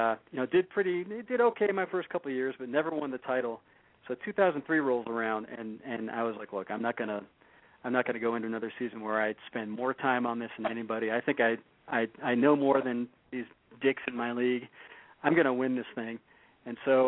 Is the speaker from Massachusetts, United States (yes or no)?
yes; Boston, Massachusetts, United States; I grew up in Boston, so I grew up a, you know, Pats, Red Sox, Bruins, Celtics fan